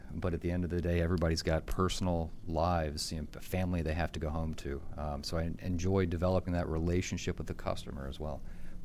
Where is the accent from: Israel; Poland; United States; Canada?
United States; Easton, Maryland; Easton, Maryland.